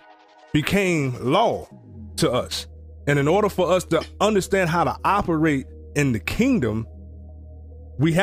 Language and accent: English; United States; We was raised here in America